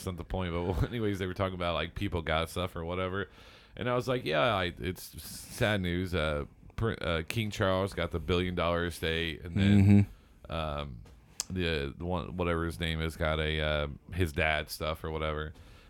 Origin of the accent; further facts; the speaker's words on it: Germany; well, I'm from Germany